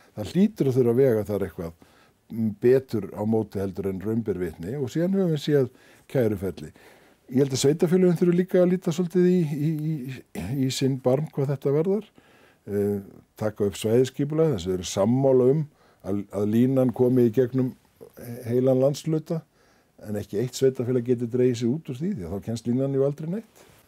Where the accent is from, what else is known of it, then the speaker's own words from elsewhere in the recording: Iceland; við Íslendingar